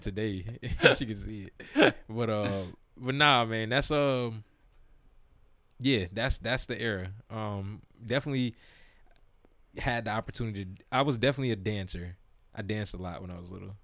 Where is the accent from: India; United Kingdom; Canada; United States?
United States; South Florida; moved away; growing up in South Florida